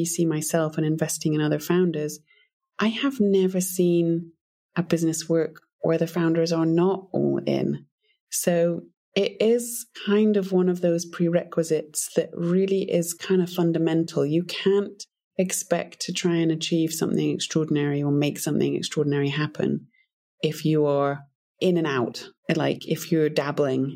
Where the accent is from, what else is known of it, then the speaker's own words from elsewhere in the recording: United Kingdom; moved away as an adult; also born or lived in Africa / Montana; I'm originally British